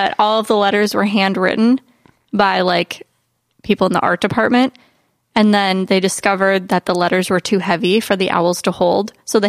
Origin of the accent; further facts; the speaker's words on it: United States; I'm American and I read I read the American book and saw the American movie.